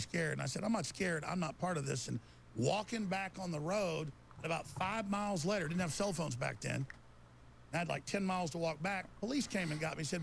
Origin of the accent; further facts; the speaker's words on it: Rockwall, Texas, United States; when I was growing up in Rockwall, Texas